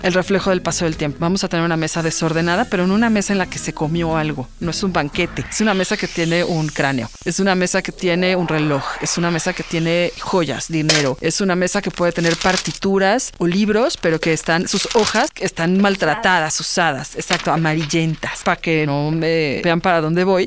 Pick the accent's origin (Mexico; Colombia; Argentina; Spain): Mexico